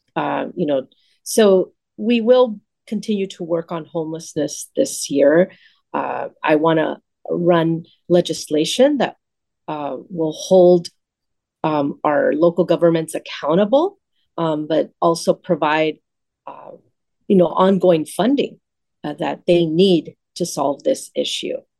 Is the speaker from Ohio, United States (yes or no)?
no; Los Angeles, California, United States; I grew up in the San Fernando Valley in Pacoima